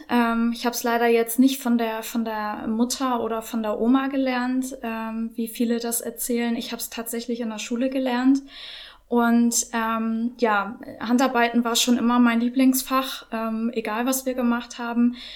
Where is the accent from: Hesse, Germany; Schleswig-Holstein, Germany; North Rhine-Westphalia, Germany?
Schleswig-Holstein, Germany; Norderstedt; ich komme aus Norderstedt, ähm, lebe hier mit meinen zwei Hunden Luna und Benji